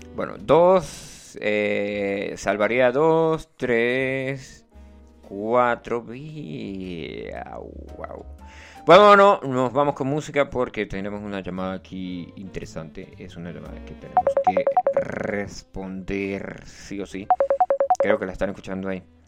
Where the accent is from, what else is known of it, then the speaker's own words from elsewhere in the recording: Santa Bárbara, Venezuela; moved away; ya yo no soy de Santa Bárbara